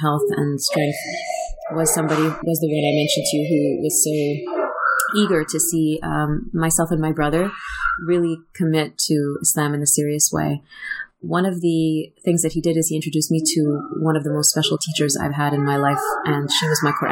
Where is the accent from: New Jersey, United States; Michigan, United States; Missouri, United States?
New Jersey, United States; I grew up in New Jersey